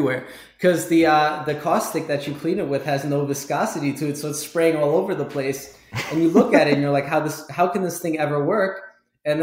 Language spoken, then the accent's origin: English; Germany; now in Connecticut, United States; I grew up in Germany